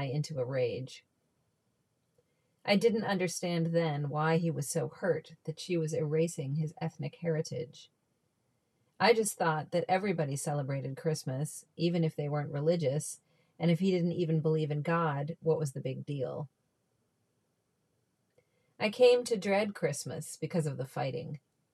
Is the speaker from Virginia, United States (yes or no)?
yes; Reston, Virginia, United States; I'm from Northern Virginia, 40 minutes outside of DC. I was raised in a town called Reston